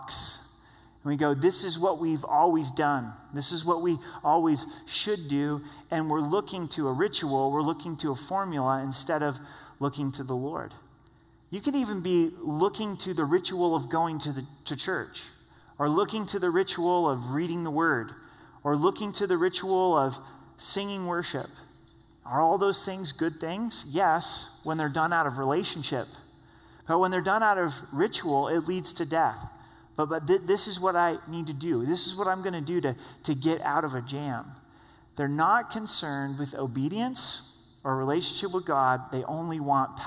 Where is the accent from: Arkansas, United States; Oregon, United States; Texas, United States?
Oregon, United States; southern; I grew up in a town of 16,000 in southern Oregon. That's my hometown times two